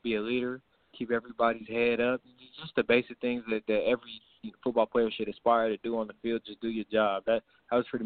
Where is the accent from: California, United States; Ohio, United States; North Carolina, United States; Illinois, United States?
California, United States; growing up in California, I always knew about the USC